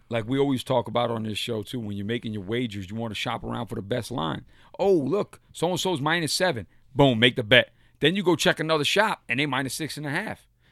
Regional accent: New York, United States; I'm a New Yorker at heart

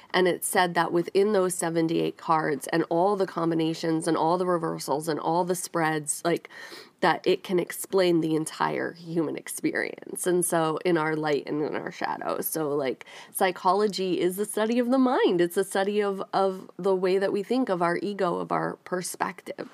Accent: Northeast, United States; moved away as an adult; also born or lived in New York City / Rhode Island / New York; now in Nashville, United States; I grew up in the Northeast

